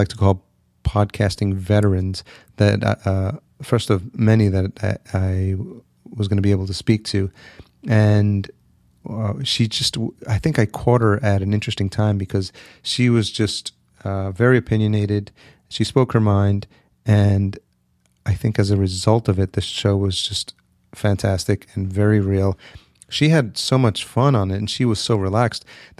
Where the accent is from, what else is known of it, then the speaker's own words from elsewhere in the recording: El Salvador; born there; I was born in El Salvador, for those of you who don't know.